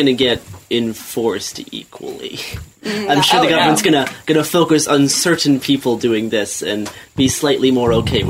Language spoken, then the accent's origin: English; Saskatchewan, Canada; I grew up in Saskatchewan. Most of my family is in Alberta. I know because I keep a soft eye on some Canadian hate groups just because I'm Canadian.